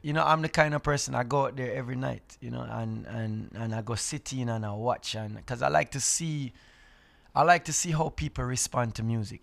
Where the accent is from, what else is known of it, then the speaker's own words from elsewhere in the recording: Jamaica; I, being a Jamaican